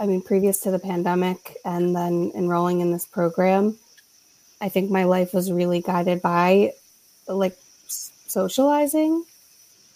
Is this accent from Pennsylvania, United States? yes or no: yes; Philadelphia, Pennsylvania, United States; I'm a Philadelphian and that's cultural